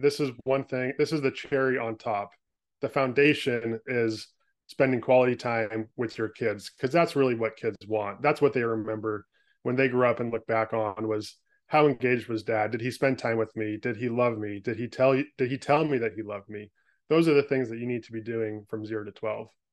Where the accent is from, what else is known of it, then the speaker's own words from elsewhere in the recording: California, United States; moved away as an adult; now in Portland, United States; was born and raised in California, spent the first twenty-five years of my life there